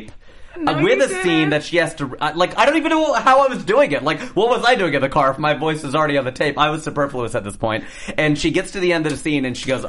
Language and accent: English; Cincinnati, Ohio, United States; my hometown of Cincinnati